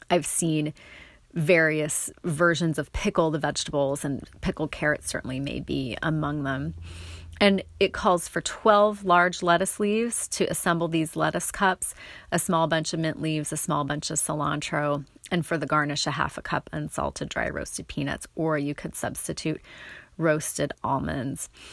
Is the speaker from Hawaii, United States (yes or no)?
no; North Bend, Oregon, United States; the South coast where I grew up near North Bend, Goose Bay